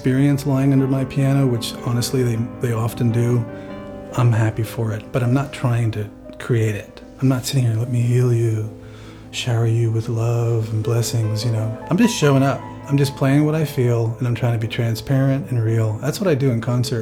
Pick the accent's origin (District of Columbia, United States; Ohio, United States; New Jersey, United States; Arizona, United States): New Jersey, United States; moved away as an adult; also born or lived in Germany; now in Maui, United States; I grew up in New Jersey